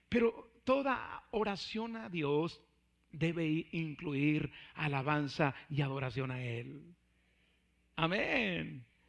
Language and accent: Spanish; Mexico; siendo mexicanos